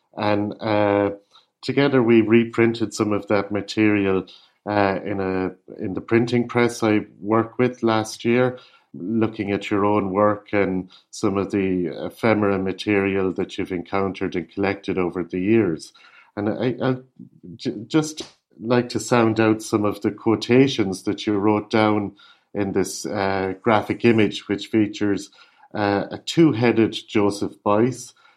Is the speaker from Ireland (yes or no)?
yes; Ireland; I'm an Irish artist